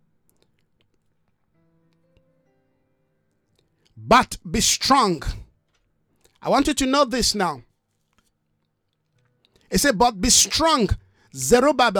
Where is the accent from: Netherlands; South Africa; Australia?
South Africa; our own national identity of South Africa